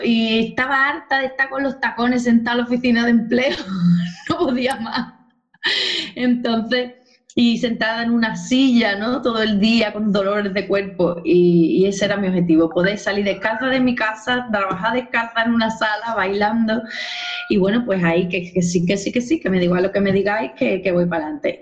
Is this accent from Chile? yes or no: no; Cádiz, Andalusia, Spain; also born or lived in Seville; yo soy de Cádiz